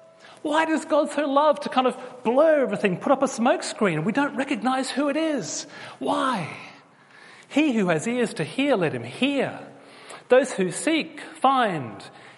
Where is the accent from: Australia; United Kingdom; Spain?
Australia; I was born in Australia, but I do have a British passport. I am one of you. And as a child, because I had English parents, I actually always sounded like a Pommy.